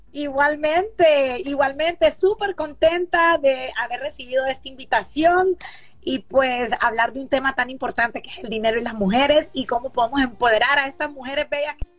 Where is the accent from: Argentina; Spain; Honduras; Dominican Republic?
Honduras; soy hondureña